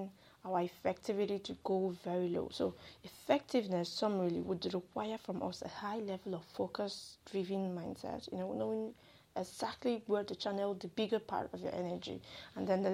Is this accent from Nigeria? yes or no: yes; Nigeria; I'm a Nigerian